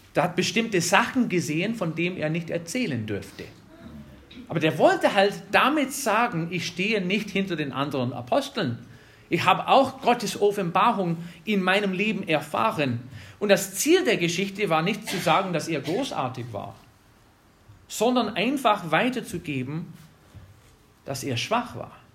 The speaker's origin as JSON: {"language": "German", "region": "Wisconsin", "country": "United States", "tie": "born or raised there", "also_born_or_lived": "North Carolina", "second_language": "German", "moved": "as an adult", "lives_now": "Germany", "said": "ich bin in Wisconsin aufgewachsen"}